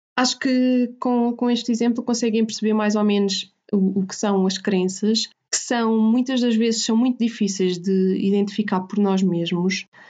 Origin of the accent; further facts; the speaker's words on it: Portugal; nós portugueses